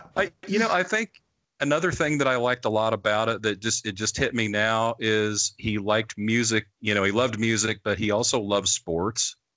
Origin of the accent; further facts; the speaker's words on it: Midwest, United States; I was a farm kid growing up in the Midwest as a metalhead